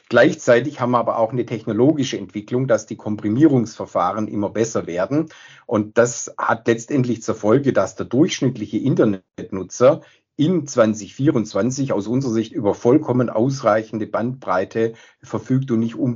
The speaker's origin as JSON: {"language": "German", "town": "Stuttgart", "region": "Baden-Württemberg", "country": "Germany", "tie": "born there"}